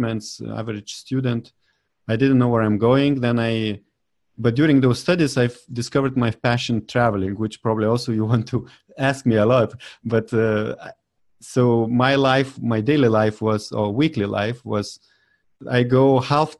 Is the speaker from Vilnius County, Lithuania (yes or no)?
yes; Vilnius, Vilnius County, Lithuania; moved away as an adult; also born or lived in Denmark; I finished the school in my home country in Vilnius, in the capital of Lithuania.